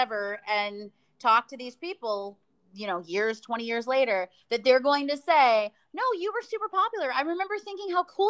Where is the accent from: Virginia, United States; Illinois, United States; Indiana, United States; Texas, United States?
Indiana, United States; now in Los Angeles, United States; I'm from Indiana